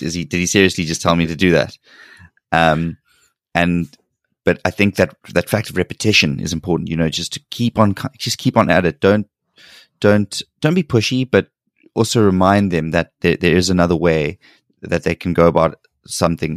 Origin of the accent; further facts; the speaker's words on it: South Africa; moved away as an adult; now in South Korea; growing up and living in South Africa